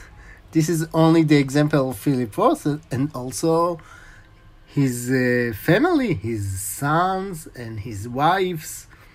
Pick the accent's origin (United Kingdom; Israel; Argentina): Israel; English is a second language; also born or lived in Chicago, United States; First, you can hear that I'm in Israeli, but I was born in Chicago. My father was studied in the University of Chicago, and I was born in 78.